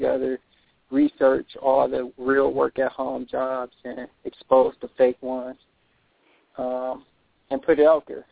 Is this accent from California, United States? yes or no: no; Detroit, Michigan, United States; I'm from Michigan, Detroit.